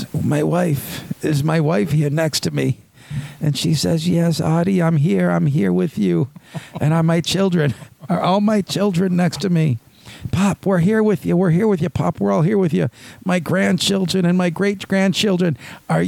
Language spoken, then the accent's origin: English; Buffalo, New York, United States; we grew up on the West Side. We were on the Buffalo